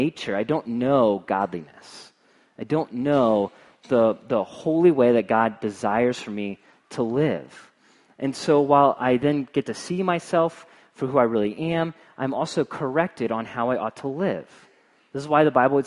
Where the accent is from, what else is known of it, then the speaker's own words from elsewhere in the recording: Cincinnati, Ohio, United States; moved away; I'm from Cincinnati